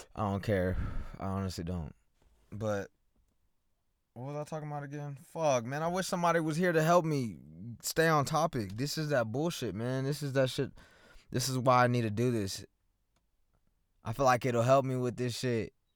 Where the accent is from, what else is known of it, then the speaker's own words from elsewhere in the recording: Lawton, Oklahoma, United States; I'm from Lawton. I'm born and raised here